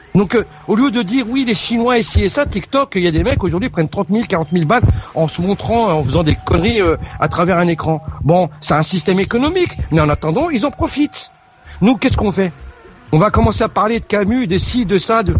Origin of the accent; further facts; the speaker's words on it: France; en tant que Français